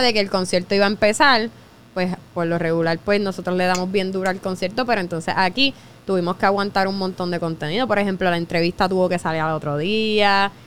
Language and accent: Spanish; Vega Baja, Puerto Rico; nosotros somos de Vega Baja también